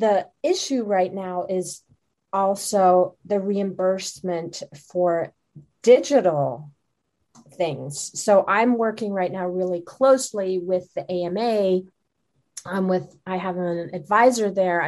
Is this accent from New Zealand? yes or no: no; Germany; moved away; I'm originally from Germany and my husband is Swiss